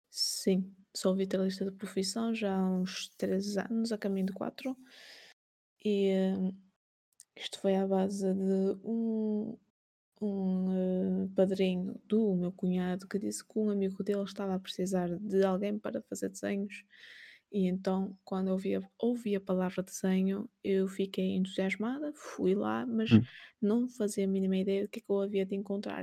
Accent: Portugal; Nasci em 93, aqui em Portugal

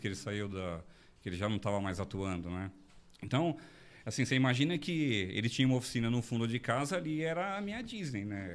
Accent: Diadema, São Paulo, Brazil; moved away as an adult; now in São José dos Campos, Brazil; eu nasci em São Paulo, sou paulistano, eu morei no ABC, né, em Diadema, é, até 2012. Né, eu fui criado lá no, na região do ABC

